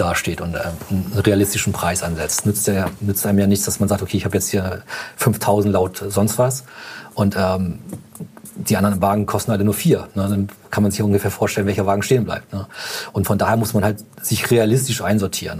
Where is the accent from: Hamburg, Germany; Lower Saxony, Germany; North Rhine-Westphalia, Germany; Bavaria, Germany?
Hamburg, Germany; wir kommen ja aus Hamburg